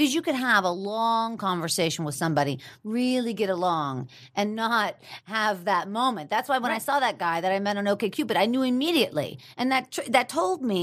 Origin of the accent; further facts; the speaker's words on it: Pittsburgh, Pennsylvania, United States; moved away as an adult; now in Los Angeles, United States; me growing up in Pittsburgh and then finally getting to Los Angeles